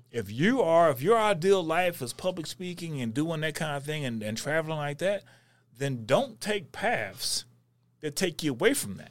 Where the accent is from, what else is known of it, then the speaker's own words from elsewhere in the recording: North Texas, United States; I'm from North Texas